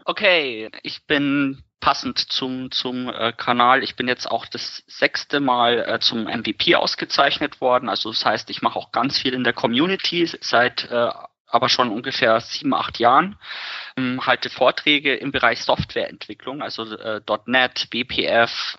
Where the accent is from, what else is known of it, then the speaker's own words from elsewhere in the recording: Ingolstadt, Bavaria, Germany; Ich bin aus Ingolstadt